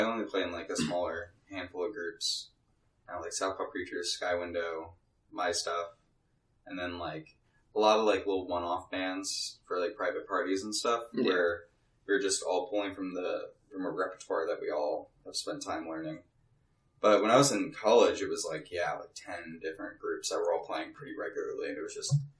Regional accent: St. Louis, Missouri, United States; also born or lived in Anaheim; I was born in Anaheim, California. Okay. But wow. I grew up in St. Louis, mainly.

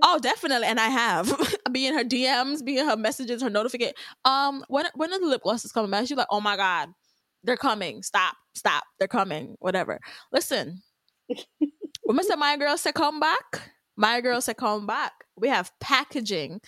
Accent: Jamaica; Jamaican at the end of the day, I am Jamaican.

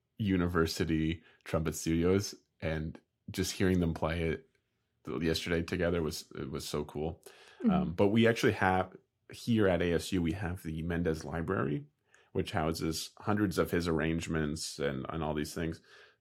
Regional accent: Canada; I'm I'm the Canadian

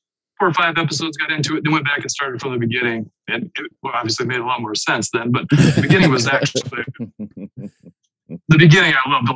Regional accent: Platte, South Dakota, United States; now in Sioux Falls, United States; I now live in Sioux Falls, South Dakota, but I hail from Platt.

